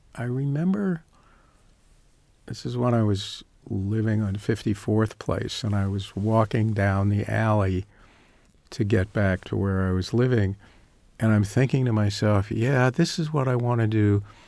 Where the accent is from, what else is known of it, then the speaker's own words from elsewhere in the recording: Northern Virginia, United States; moved away as an adult; also born or lived in Chicago; I grew up in Northern Virginia